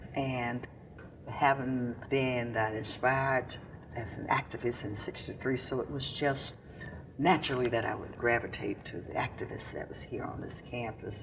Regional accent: Jackson, Mississippi, United States; also born or lived in Pocahontas, Mississippi / New York; I was born and raised here in Mississippi, in a little, very small town, right up the road, a piece about nine miles from here. And I was born in a little small town called Pocahontas, Mississippi

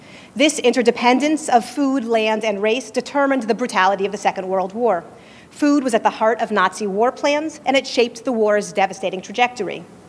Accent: California, United States; I'm a Californian

